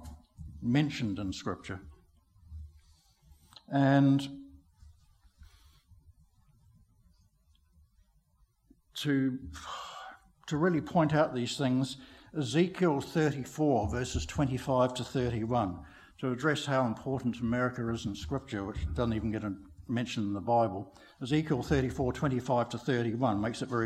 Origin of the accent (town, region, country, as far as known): New Zealand